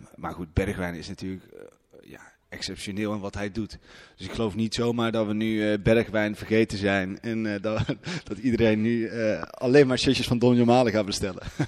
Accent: Haarlem, North Holland, Netherlands; now in Eindhoven, Netherlands; Ik kom uit Haarlem, ben daar geboren

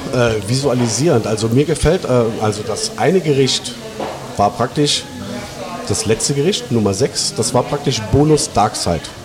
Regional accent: Traben-Trarbach, Rhineland-Palatinate, Germany; eine kleine Dorfdisco bei uns in Traben-Trabach

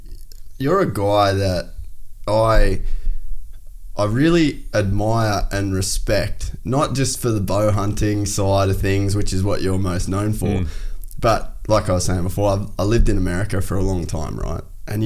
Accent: Cairns, Queensland, Australia; moved away; I grew up in Cairns in North Queensland

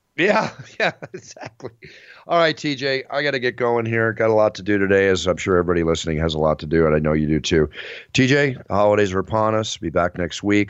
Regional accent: Texas, United States; moved away; I grew up in Texas, part of my life

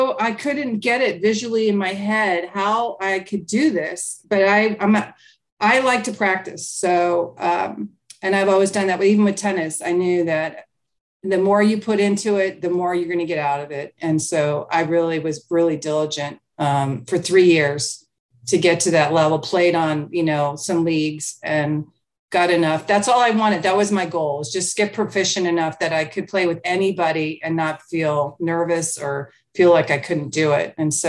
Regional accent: United Kingdom; I went to Germany. I went to Mexico. I'm from Europe. I'm from the UK.

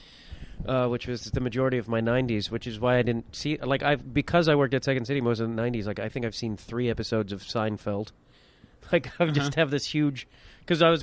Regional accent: Chicago, Illinois, United States; also born or lived in Burbank; I grew up in and around Chicago.

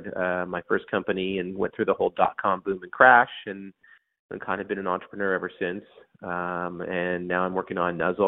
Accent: Toronto, Ontario, Canada; moved away as an adult; also born or lived in Ottawa, Canada; now in Silicon Valley, United States; I am originally from Canada, born in Toronto.

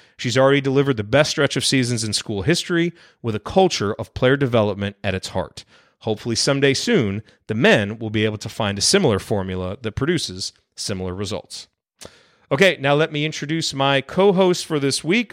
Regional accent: Bloomington, Indiana, United States; when I was growing up in Bloomington, was the early nineties

